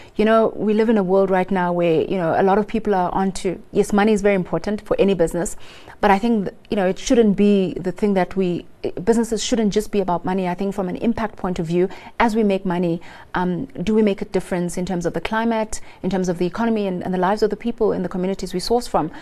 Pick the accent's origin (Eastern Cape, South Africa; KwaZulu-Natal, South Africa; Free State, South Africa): Eastern Cape, South Africa; Lusikisiki; I come from Lusikisiki in the Eastern Cape, um, very rural